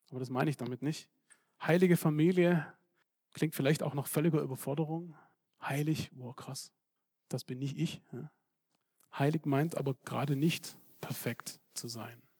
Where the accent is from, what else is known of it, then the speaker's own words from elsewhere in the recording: Serbia; ich komme aus Serbien und ich bin gewohnt, mit äh, Problemen umzugehen